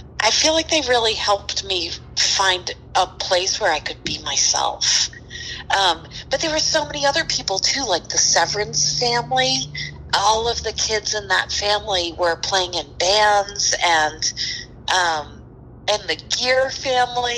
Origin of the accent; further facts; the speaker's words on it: Worcester, Massachusetts, United States; So I grew up in Worcester and I lived in Worcester. I've lived in Worcester for 17 years until I went to college